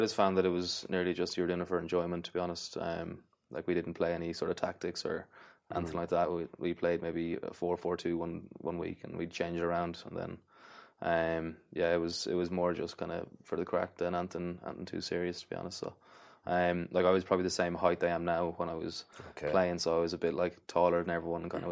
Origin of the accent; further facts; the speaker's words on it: Athlone, Leinster, Ireland; I'm from Athlone